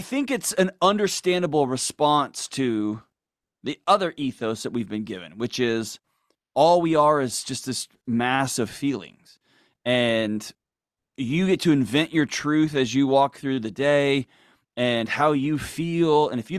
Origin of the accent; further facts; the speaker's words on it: Houston, Texas, United States; Yes, sir. Houston.